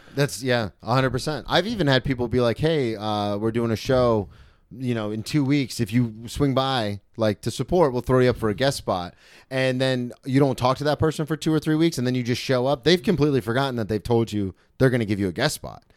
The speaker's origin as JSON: {"language": "English", "region": "Florida", "country": "United States", "tie": "born or raised there", "said": "I grew up in Florida where spring break kinda comes to us"}